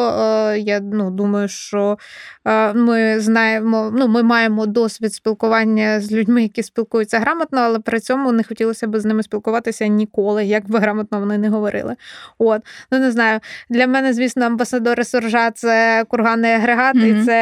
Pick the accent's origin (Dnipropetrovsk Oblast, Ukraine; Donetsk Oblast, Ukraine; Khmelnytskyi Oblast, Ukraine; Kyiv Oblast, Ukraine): Kyiv Oblast, Ukraine; Е, так, я з Київщини, е, я вчилась в українській школі. На Київщині ми говорили на суржі.